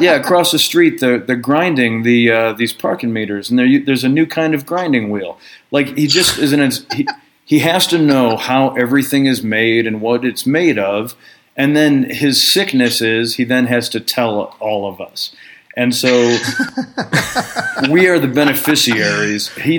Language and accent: English; New York, United States; No, I'm from Long Island.